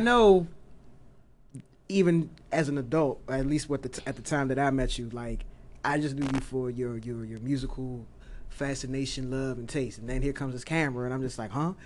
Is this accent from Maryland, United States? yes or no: yes; Oxon Hill, Maryland, United States; I grew up in Oxon Hill